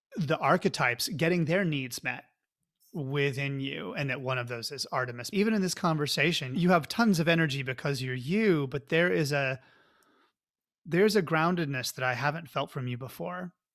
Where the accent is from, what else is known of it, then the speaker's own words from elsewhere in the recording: Oklahoma, United States; now in California, United States; I'm from Oklahoma